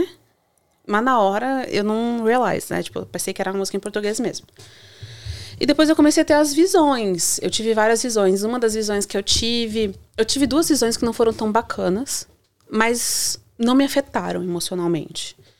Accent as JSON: {"language": "Portuguese", "town": "Joinville", "region": "Santa Catarina", "country": "Brazil", "moved": "yes", "said": "eu sou do sul, né? Sou de Santa Catarina, é de Joinville"}